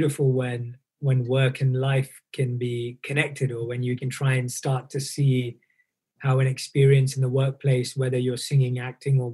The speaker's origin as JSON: {"language": "English", "region": "London", "country": "United Kingdom", "tie": "born or raised there", "said": "I was born and raised in London"}